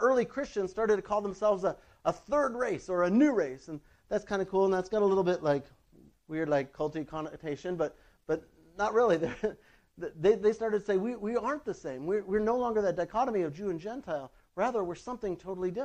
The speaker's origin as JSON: {"language": "English", "region": "North Dakota", "country": "United States", "said": "I'm from North Dakota"}